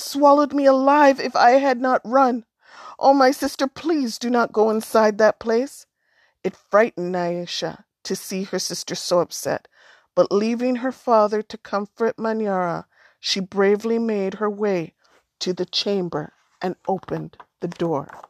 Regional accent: Alberta, Canada; I'm from Alberta, but I'm first generation, so my parents met in Alberta, and had us there

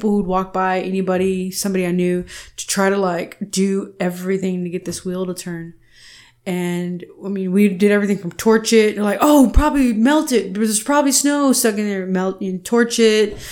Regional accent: Houston, Texas, United States; moved away as an adult; also born or lived in San Francisco / New York; now in Austin, United States; I'm Chicana

